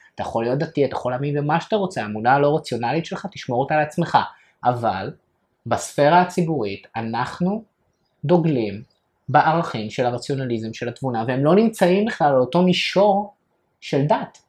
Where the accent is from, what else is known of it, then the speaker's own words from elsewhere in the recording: France; now in Israel; אני בתור צרפתי